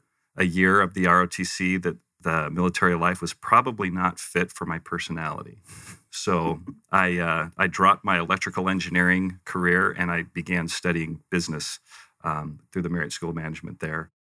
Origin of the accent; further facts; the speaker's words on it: Western United States, United States; also born or lived in Provo; I refer to myself as a Western mutt because I kind of grew up all over the West. I was born Provo, actually. Okay. My mom and dad were attending Brigham Young University.